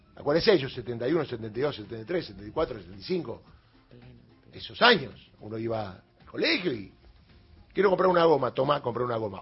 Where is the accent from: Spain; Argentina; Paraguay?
Argentina; somos argentinos